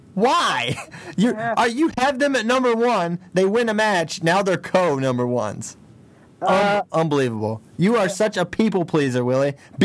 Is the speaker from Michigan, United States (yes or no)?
no; Virginia, United States; my home state, Virginia.